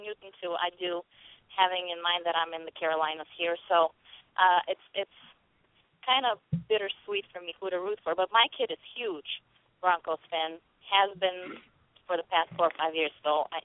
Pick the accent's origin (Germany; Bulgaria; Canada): Bulgaria; now in United States; in Bulgaria, we're not that big on finger food.